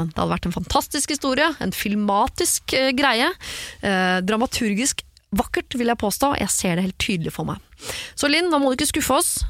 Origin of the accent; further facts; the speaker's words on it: Trondheim, Trøndelag, Norway; moved away; Og denne begravelsen kommer til å finne sted eh, hjemme i Trondheim, så det er ikke sånn at det er rett rundt hjørnet heller.